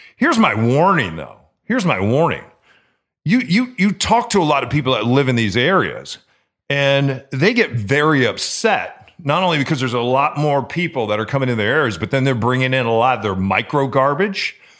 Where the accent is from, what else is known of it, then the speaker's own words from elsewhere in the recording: Chicago, Illinois, United States; now in Seattle, United States; growing up in Chicago, that's what we would do. We would leave Chicago. That was kind of our hub. We were uh, north of Chicago